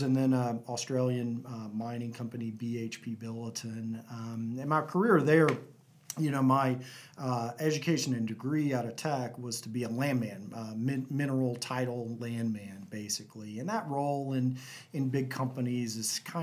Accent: North Texas, United States; also born or lived in Lubbock, Texas; now in Houston, United States; I grew up in a little small town in North Texas, about an hour south of Wichita Falls.

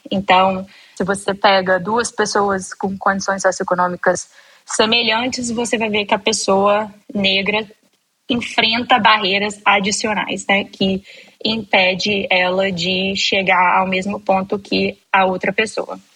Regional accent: Espírito Santo, Brazil; eu sou capixaba, nascida e criada lá

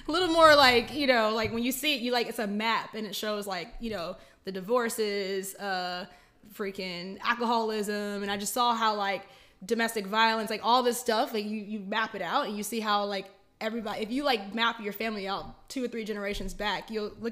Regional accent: Killeen, Texas, United States; Killeen, Texas.

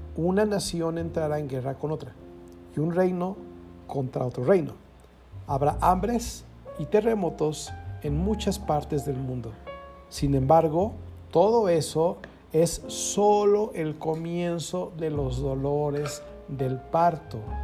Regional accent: Querétaro, Mexico; los que somos de Querétaro

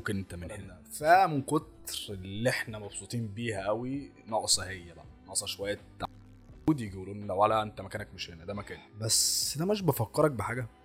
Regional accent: Egypt; ولكن اصلهم او اصلنا احنا كمصريين احنا مش اصلنا افريقي ولا سود انت لا بص انت حفيد الفراعنه انت حفيد المصريين القدماء

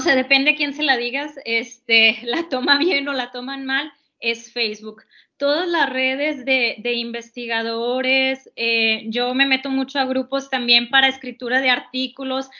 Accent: Mexico; como nosotras mexicanas

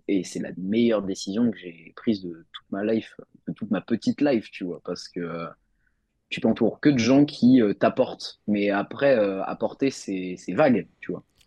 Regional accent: Nantes, Pays de la Loire, France; je suis de Nantes

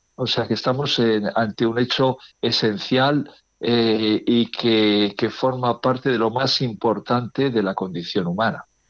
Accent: Las Merindades, near Villarcayo, Castile and León, Spain; now in Burgos, Spain; mi pueblo, en eh, está, dedicada, exactamente, a las Merindades, cerca de Villarcayo

